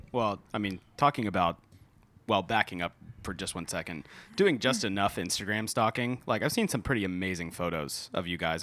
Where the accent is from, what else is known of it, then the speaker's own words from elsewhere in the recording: Orlando, Florida, United States; I grew up in Orlando, so Central Florida.